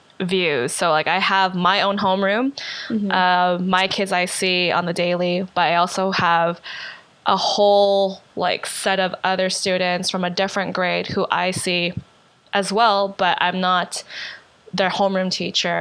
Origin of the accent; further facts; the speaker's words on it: Winnipeg, Manitoba, Canada; also born or lived in Calgary; now in Montreal, Canada; From Canada, born and raised in Winnipeg, moved to Montreal from Calgary